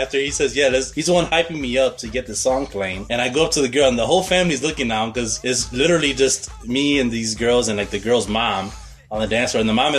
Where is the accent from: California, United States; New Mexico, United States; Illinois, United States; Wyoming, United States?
Illinois, United States; Chicago; we're from Chicago.